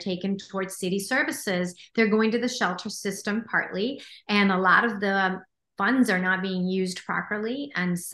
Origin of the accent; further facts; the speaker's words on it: Los Angeles, California, United States; I grew up in Los Angeles